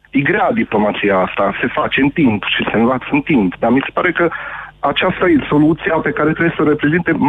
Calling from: Cluj-Napoca, Cluj County, Romania; sunt din Cluj și am fost un susținător al președintelui Iohannis.

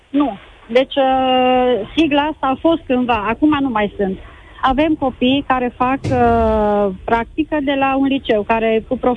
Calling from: Baia Mare, Maramureș County, Romania; Bună ziua, bună ziua … din Baia Mare.

